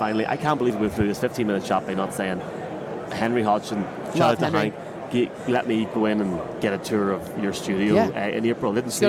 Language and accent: English; Tyrone, Northern Ireland, United Kingdom; I'm from Tyrone.